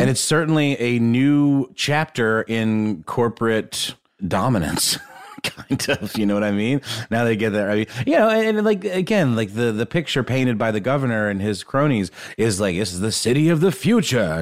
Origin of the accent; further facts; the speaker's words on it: Augusta, Georgia, United States; the Augusta National in Augusta, Georgia, for example, which is where I grew up